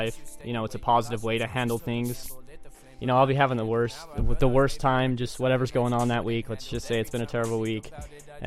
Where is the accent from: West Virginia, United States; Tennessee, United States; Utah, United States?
Utah, United States; Ogden; I was born and raised in Ogden, Utah.